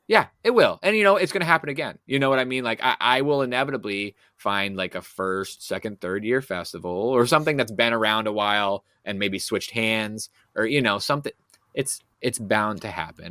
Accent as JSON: {"language": "English", "region": "New England", "country": "United States", "said": "I'm from New England"}